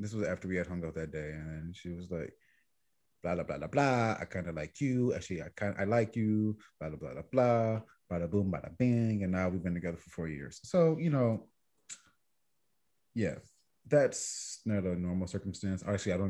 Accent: New York, United States; I'm from New York

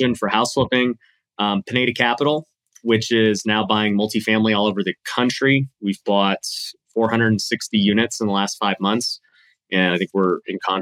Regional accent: Las Vegas, Nevada, United States; Born and raised in Las Vegas.

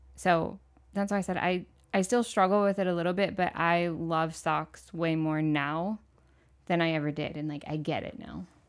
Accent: Michigan, United States; moved away as an adult; also born or lived in Orlando, Florida; I grew up in Michigan

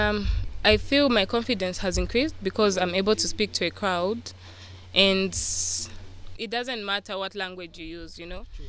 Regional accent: Lusaka, Lusaka Province, Zambia; I'm from Lusaka.

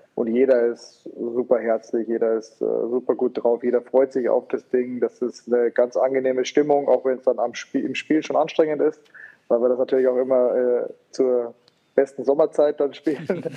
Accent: Rosenheim, Bavaria, Germany; dass ich in Rosenheim dann sage, okay, jetzt meine Heimatstadt

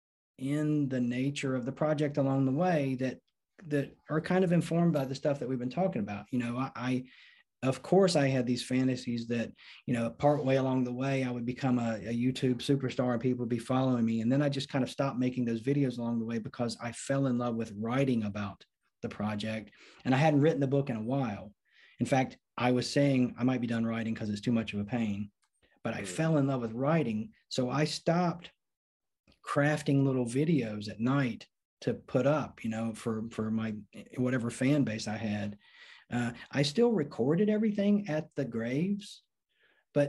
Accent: North Carolina, United States; back to my home state of North Carolina

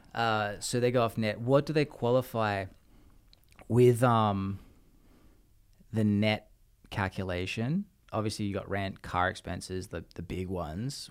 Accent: Australia; now in United States; as an Australian

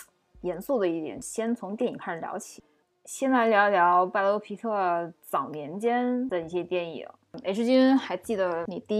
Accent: China; 之前我们中国人过年的时候

